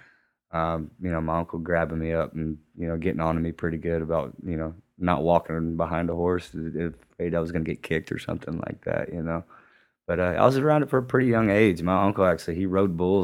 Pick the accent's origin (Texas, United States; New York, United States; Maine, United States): Texas, United States; West; also born or lived in Bakersfield, California / New Mexico; whenever we moved back from Bakersfield back to West Texas